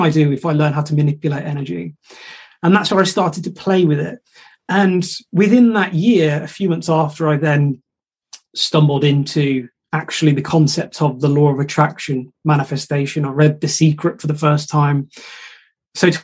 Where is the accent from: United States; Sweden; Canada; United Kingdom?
United Kingdom; Shropshire, West Midlands; I'm from Shropshire